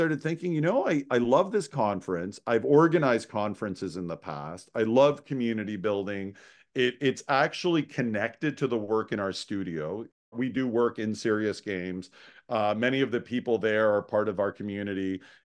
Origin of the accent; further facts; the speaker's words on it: Toronto, Ontario, Canada; now in Montreal, Canada; And I'm a Toronto boy. I was born and raised in Toronto.